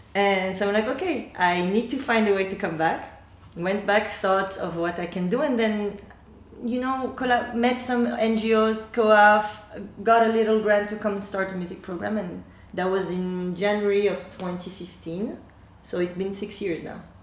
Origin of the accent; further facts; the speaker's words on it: Paris region, Île-de-France, France; moved away as an adult; now in Armenia; I'm born in France, uh, in the Paris region